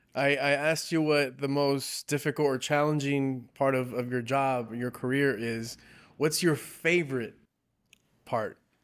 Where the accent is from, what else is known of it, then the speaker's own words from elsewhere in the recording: South Gate, California, United States; I grew up in Southgate, and all the surrounding cities now we serve in, in Southeast L